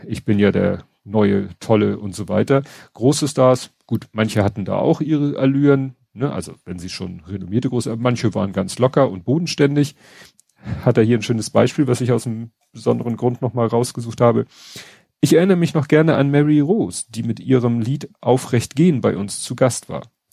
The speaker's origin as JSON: {"language": "German", "region": "Hamburg", "country": "Germany", "said": "WDR hat man als Hamburger nicht unbedingt geguckt"}